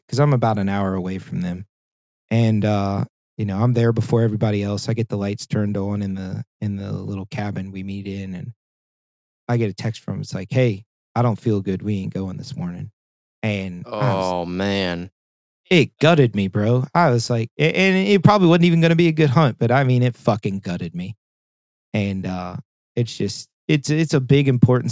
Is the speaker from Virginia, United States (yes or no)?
yes; Spotsylvania, Virginia, United States; moved away; I used to live in Spotsylvania